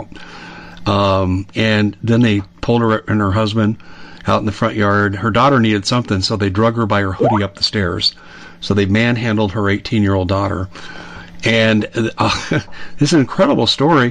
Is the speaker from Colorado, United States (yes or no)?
yes; Colorado, United States; I'm from Colorado, so I'm familiar with the school districts